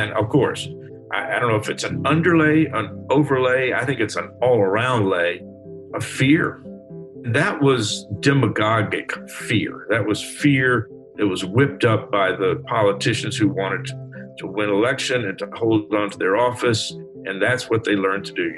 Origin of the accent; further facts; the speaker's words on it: Alabama, United States; I was in Alabama